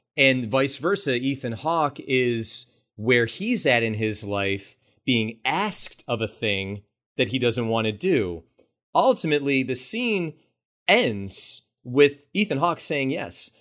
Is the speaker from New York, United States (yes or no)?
yes; Buffalo, New York, United States; Buffalo, New York, my hometown